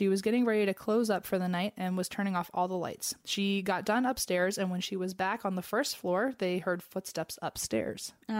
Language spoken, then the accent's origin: English; Canada; To start off, I'm from Canada.